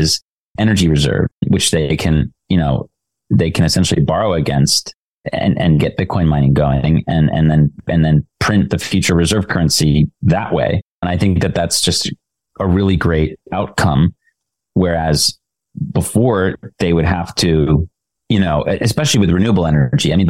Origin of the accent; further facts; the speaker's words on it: United States; being an American and being part of this tradition